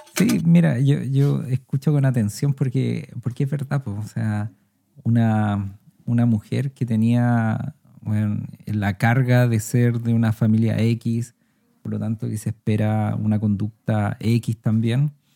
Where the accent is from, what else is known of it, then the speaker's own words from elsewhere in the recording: Viña del Mar, Valparaíso, Chile; Yo también crecí en Viña del Mar